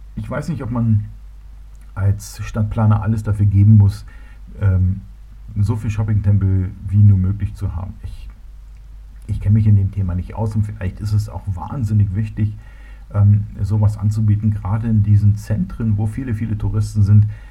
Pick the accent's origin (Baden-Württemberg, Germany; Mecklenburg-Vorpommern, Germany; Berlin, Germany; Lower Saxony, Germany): Berlin, Germany; moved away as an adult; also born or lived in Munich; now in Bavaria, Germany; ich bin ja Berliner. Ich bin in Berlin geboren worden, bin dort aufgewachsen